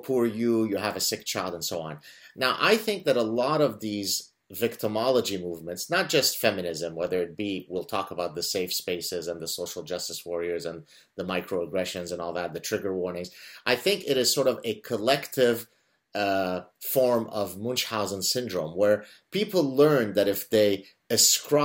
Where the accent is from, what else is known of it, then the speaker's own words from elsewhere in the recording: Lebanon; now in North America; we're Lebanese Jews who escaped Lebanon under imminent threat of execution